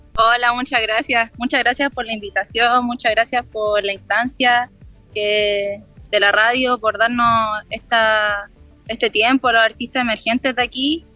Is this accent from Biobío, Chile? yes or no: no; Villa Alemana, Valparaíso, Chile; also born or lived in Quilpué; Yo soy de Villa Alemana. Ya. Soy de Villa Alemana. Nací en Quilpué, pero vivo en Villa Alemana